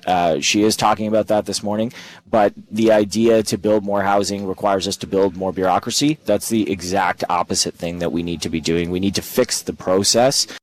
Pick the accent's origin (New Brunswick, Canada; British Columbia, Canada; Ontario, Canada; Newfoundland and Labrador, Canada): New Brunswick, Canada; moved away; She's a vice principal back in my hometown.